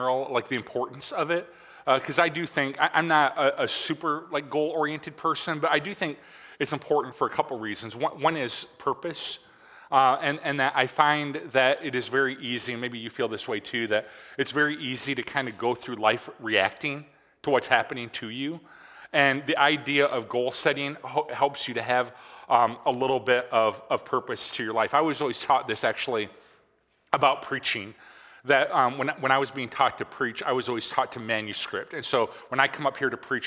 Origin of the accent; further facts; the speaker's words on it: Michigan, United States; growing up in Michigan